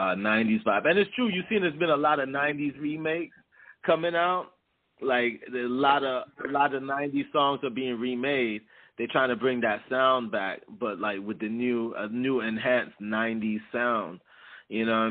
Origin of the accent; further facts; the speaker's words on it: Arlington, Virginia, United States; also born or lived in Jamaica; now in Washington, D.C., United States; I grew up in Arlington, Virginia.